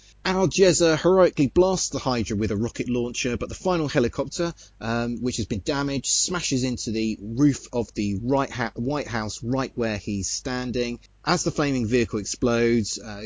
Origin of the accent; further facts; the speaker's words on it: United Kingdom; I speak as a Brit